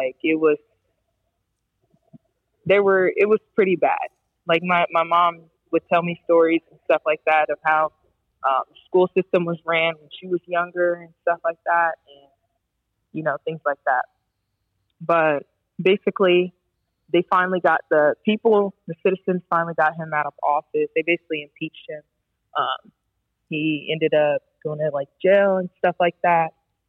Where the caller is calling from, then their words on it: Poland; I'm calling from Poland.